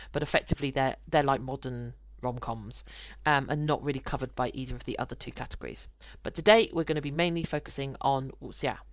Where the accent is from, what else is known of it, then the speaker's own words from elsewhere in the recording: United Kingdom; I'm I'm British born Chinese